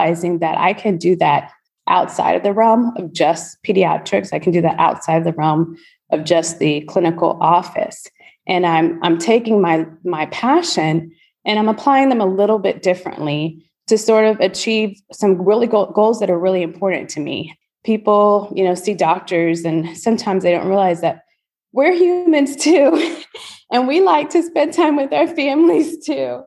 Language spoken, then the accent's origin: English; College Station, Texas, United States; moved away as an adult; also born or lived in Houston, Texas; now in Spring, United States; I went back to my hometown. I don't know if anyone knows it, any listeners, but Aggieland, College Station, Texas, the home of Texas A&M University